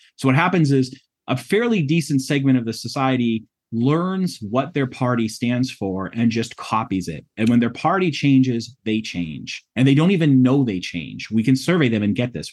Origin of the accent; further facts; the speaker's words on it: New England, United States; moved away; I'm from the New England area originally.